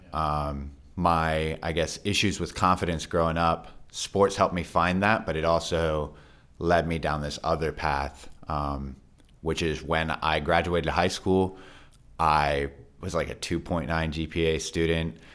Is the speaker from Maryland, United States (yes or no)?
yes; Frederick, Maryland, United States; my childhood, I grew up here in Frederick